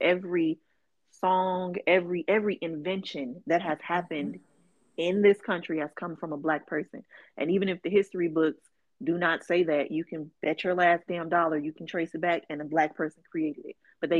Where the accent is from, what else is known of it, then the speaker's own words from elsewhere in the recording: Chicago, Illinois, United States; I'm from Chicago.